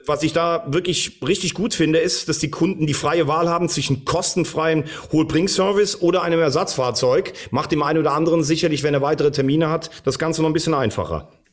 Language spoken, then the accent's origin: German; Vulkaneifel, Rhineland-Palatinate, Germany; den Klopper aus der Vulkaneifel